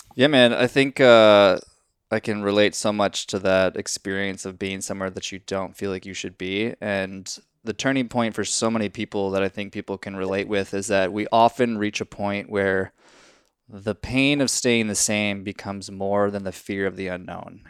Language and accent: English; Minnesota, United States; I'm from Minnesota